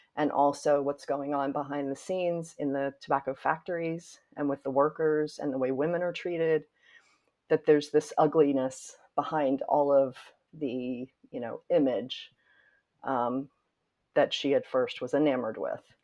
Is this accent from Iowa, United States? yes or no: no; Winston-Salem, North Carolina, United States; moved away as an adult; now in New York, United States; as a little girl growing up in North Carolina and feeling very proud of Winston-Salem and my family